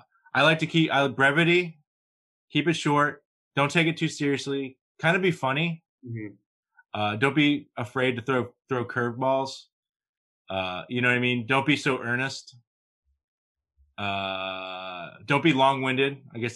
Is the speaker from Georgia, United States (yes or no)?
no; New York City, New York, United States; born there; Yeah, I mean, I'm kind of from New York. I was born in New York